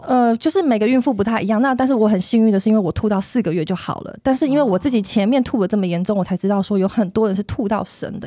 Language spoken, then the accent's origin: Chinese; Hsinchu, Hsinchu City, Taiwan; 我来自新竹，然后我老公在竹科工作嘛